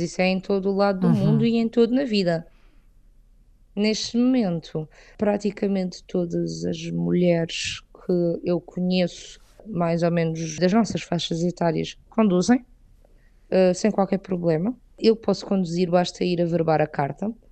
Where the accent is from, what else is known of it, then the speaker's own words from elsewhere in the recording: southern Portugal, Portugal; moved away as an adult; now in Riyadh, Saudi Arabia; eu sou do sul de Portugal, sou do sul de Portugal e Espanha